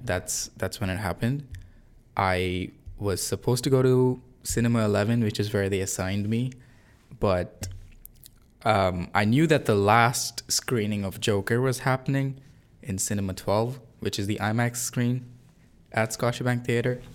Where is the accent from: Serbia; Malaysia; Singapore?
Singapore; moved away as an adult; also born or lived in India; now in Canada; I'm not from Canada. I'm from Singapore, but I was born in India. I've lived in Singapore most of my life.